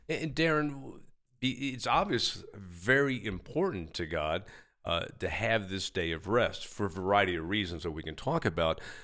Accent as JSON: {"language": "English", "town": "New York City", "region": "New York", "country": "United States", "tie": "born or raised there", "also_born_or_lived": "Long Island", "said": "I was born in New York City, grew up there and, uh, and, uh, in the city and out on Long Island"}